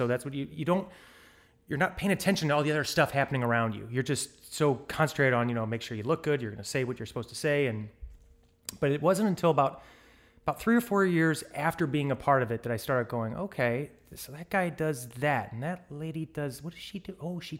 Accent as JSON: {"language": "English", "town": "St. Louis", "region": "Missouri", "country": "United States", "moved": "as an adult", "said": "I came from St. Louis, Missouri. And the day I graduated from college, I packed the proverbial U-Haul and put it behind my Toyota and across the country I came."}